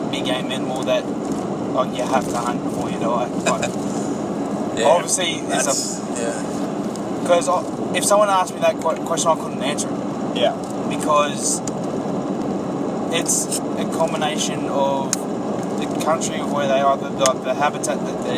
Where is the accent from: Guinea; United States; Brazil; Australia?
Australia; And being an Australian